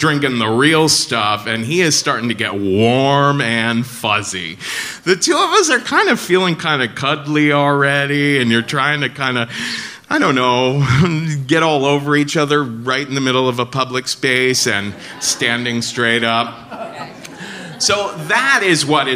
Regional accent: Cincinnati, Ohio, United States; now in New York, United States; I'm from Cincinnati

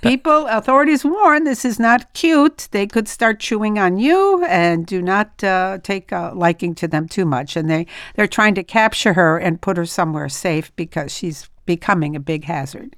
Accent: France; moved away; I'm from France

